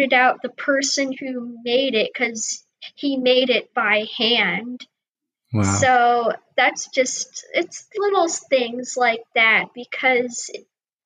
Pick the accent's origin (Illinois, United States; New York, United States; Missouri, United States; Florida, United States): Florida, United States; Clearwater; I was born in Clearwater, Florida.